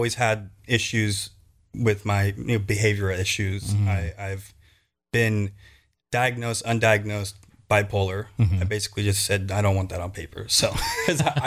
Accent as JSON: {"language": "English", "town": "Pilot Hill", "region": "California", "country": "United States", "tie": "born or raised there", "lives_now": "Sacramento area, United States", "said": "I grew up in Pilot Hill."}